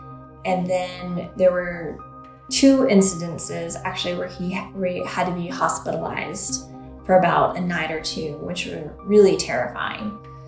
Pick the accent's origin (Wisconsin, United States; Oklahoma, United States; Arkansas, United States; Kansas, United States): Oklahoma, United States; now in San Francisco Bay Area, United States; I'm from Oklahoma, and we have tornado season.